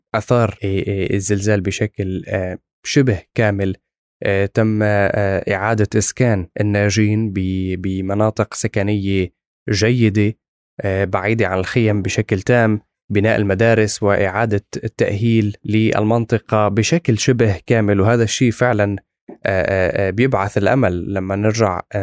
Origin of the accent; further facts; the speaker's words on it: Syria; نحن يعني بسوريا كسوري